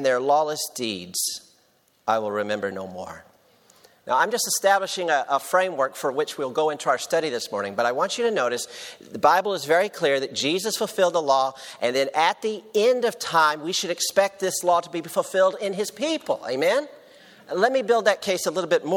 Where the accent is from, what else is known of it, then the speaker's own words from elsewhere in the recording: Tennessee, United States; I'm from Tennessee